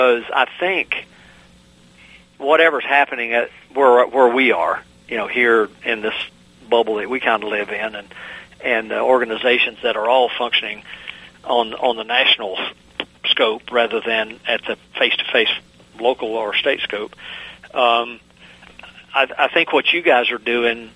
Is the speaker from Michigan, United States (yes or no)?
no; Virginia, United States; my home state of Virginia